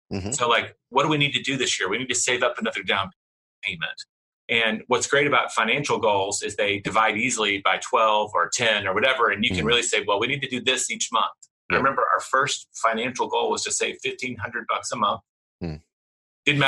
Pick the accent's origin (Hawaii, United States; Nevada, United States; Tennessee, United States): Tennessee, United States; now in Texas, United States; I'm in Texas. I grew up in Tennessee